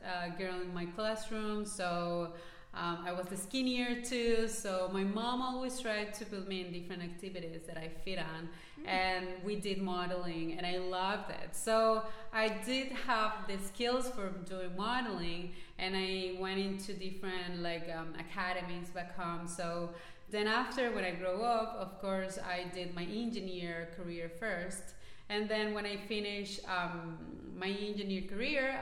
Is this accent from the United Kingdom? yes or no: no; Venezuela; English is a second language; moved away as an adult; now in Canada; I grew up, my whole life it's been in Venezuela.